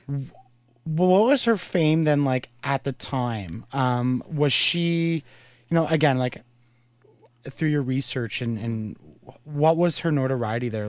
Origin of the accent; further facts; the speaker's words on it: Brockville, Ontario, Canada; I was born in Brockville